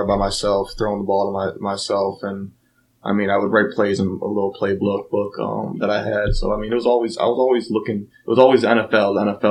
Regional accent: Mayfield, Ohio, United States; also born or lived in Lyndhurst, Ohio; I grew up in Lyndhurst and then moved here to Mayfield when I was in fifth grade. So, I mean, I'll say Mayfield.

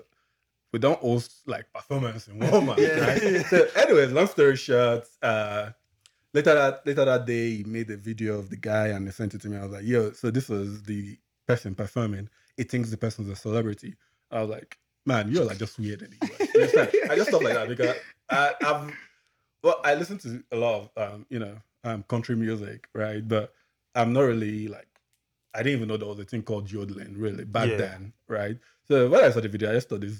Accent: Nigeria; now in Regina, Canada; I'm from Nigeria

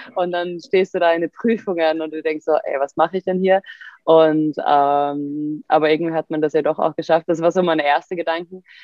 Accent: Sweden; German is a second language; moved away as an adult; now in Germany; als Schwedin

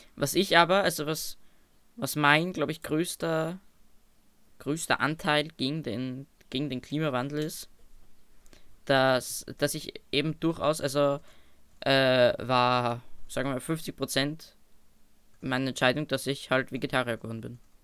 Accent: Austria; bei uns in Österreich

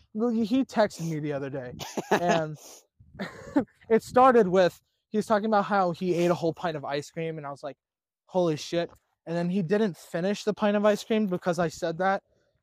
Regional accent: United States; I'm American.

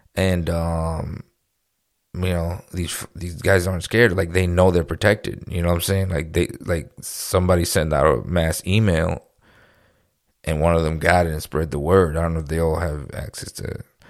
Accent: New York, United States; now in Florida, United States; We're from New York

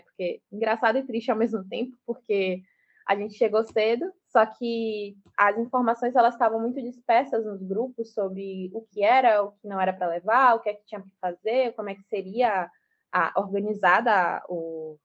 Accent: Salvador, Bahia, Brazil; now in Lauro de Freitas, Brazil; sou nascida e criada em Salvador, sou do subúrbio ferroviário de Salvador

